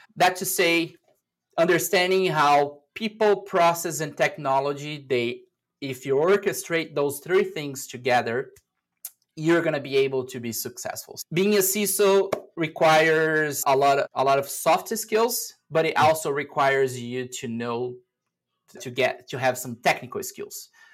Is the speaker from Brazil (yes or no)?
yes; Brazil; moved away as an adult; now in United States; I'm originally from Brazil, and back in 2017, I moved to the US